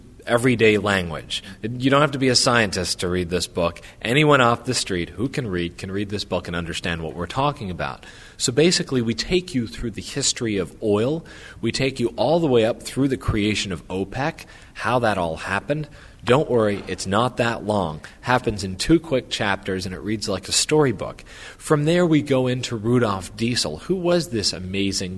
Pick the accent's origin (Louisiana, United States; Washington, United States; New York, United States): Louisiana, United States; I grew up in Louisiana in the oil industry